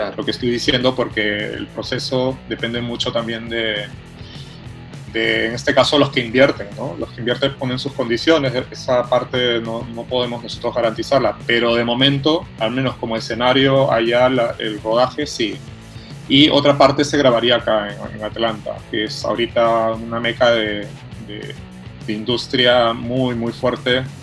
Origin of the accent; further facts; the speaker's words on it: Peru; now in Cuenca, Ecuador; yo soy un director peruano